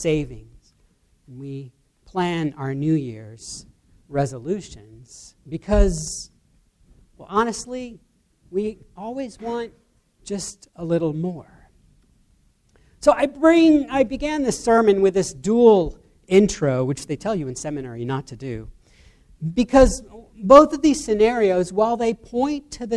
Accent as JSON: {"language": "English", "country": "United States", "said": "as Americans and even as American Christians"}